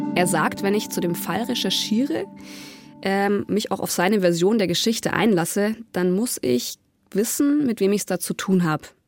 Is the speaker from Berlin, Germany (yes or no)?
no; near the Ammersee, Bavaria, Germany; Ich bin ganz in der Nähe aufgewachsen